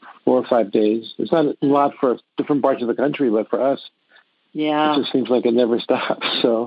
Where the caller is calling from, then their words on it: Encinitas, California, United States; I'm calling from Encinitas, California, which is just about a half an hour north of San Diego.